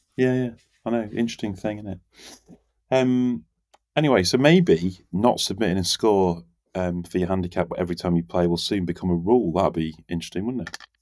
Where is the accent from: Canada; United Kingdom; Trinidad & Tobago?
United Kingdom; England; We're English